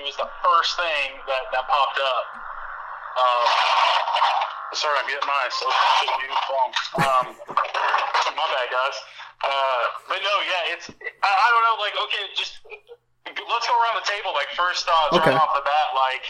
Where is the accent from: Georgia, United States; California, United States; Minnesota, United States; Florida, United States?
Georgia, United States; I'm from Georgia.